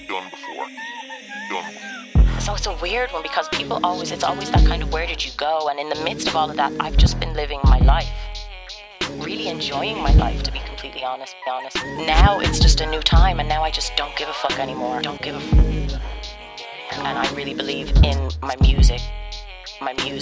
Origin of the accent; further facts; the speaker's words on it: Dublin, Leinster, Ireland; I was raised in Ireland